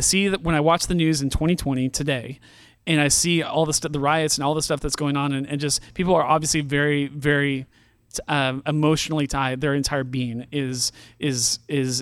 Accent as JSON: {"language": "English", "area": "San Francisco Bay Area", "region": "California", "country": "United States", "tie": "born or raised there", "moved": "yes", "lives_now": "Missouri, United States"}